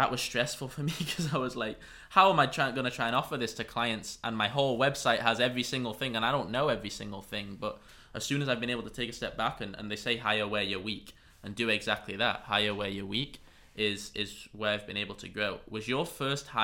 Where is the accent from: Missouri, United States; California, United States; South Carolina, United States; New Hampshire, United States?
California, United States; San Diego; my hometown, La Jolla, which is probably about 20 minutes from here